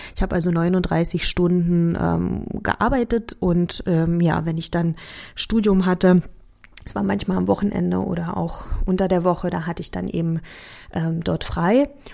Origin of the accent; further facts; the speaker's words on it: Germany; accent: Berliner; also born or lived in Sopron, Hungary; als ich acht war, sind wir dann nach Deutschland gezogen